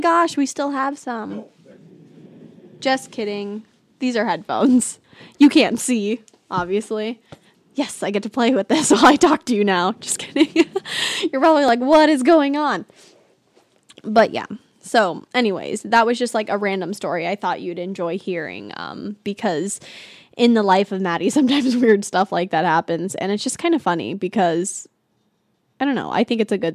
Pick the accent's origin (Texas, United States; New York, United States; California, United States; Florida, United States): California, United States; now in Arizona, United States; I'm from California